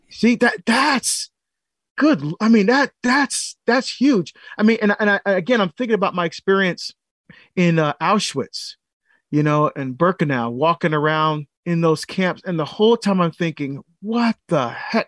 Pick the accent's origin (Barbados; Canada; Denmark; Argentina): Barbados; moved away; getting citizenship in my home country of Barbados because I had to give up citizenship when I came here.